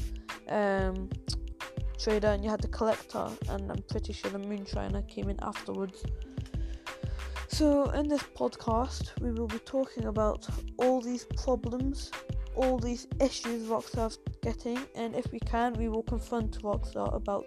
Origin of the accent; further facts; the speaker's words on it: England, United Kingdom; if you are laughing at my accent, then yes, I am English.